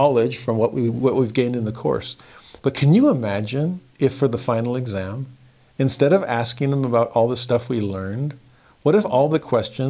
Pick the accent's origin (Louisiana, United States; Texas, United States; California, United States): California, United States; Southern; I grew up in Southern California